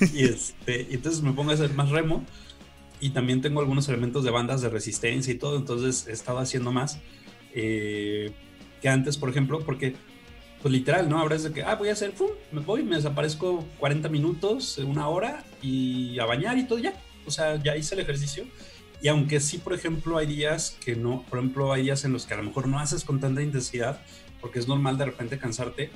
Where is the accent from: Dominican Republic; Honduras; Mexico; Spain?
Mexico; Guadalajara, Jalisco; soy de Guadalajara